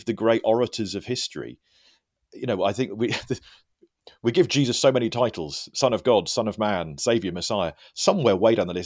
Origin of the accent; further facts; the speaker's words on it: United Kingdom; I'm British